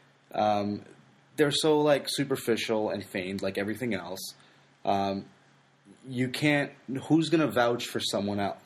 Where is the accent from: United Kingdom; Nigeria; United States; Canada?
Canada; Toronto, Ontario; I'm from Toronto